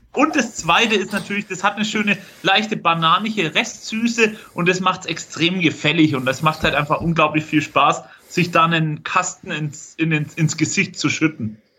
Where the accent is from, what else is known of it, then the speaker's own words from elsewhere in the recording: Franconia, Bavaria, Germany; Franken ist doch meine Heimat